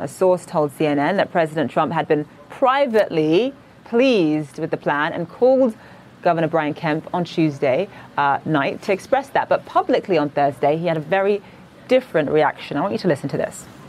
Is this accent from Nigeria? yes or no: yes; Nigeria; now in New York, United States; I'm originally from Nigeria